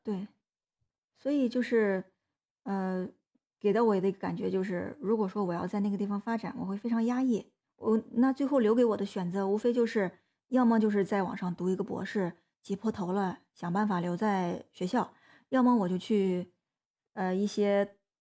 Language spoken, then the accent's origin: Chinese; China; 就是在我们内地很多青年